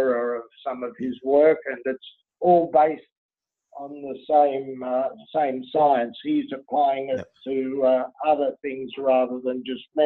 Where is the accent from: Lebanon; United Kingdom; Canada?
Lebanon; I was born in Lebanon